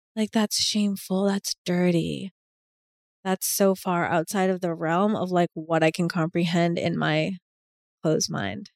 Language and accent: English; Boston, Massachusetts, United States; I'm from Boston, like I'm from a city